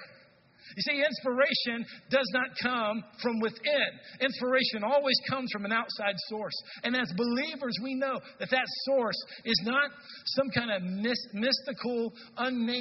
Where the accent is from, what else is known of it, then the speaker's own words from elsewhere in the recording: North Texas, United States; now in Madison, United States; I'm from Texas, where in North Texas